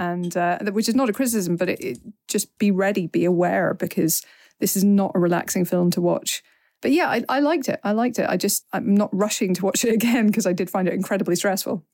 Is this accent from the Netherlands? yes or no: no; Northern Ireland, United Kingdom; even as an Northern Irish person